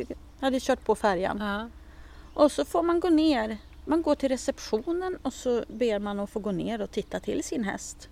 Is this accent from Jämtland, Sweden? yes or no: yes; Jämtland, Sweden; now in Stockholm area, Sweden; jag är ju ursprungligen från Jämtland, alltså mina föräldrar är ju jämtar